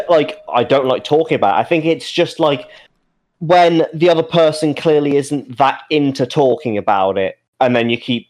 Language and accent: English; Birmingham, West Midlands, United Kingdom; also born or lived in Thailand; Oh, I'm from Birmingham, but I used to live in Thailand. Anyway, when I was in Thailand, blah, blah, blah